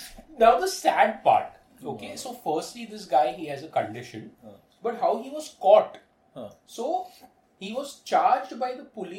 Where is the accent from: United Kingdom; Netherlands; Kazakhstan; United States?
Kazakhstan; Look, I'm from Kazakhstan.